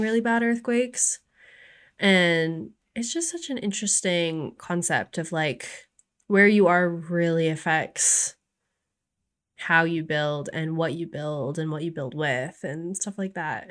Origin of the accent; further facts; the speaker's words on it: Maine, United States; now in North Carolina, United States; I grew up in Maine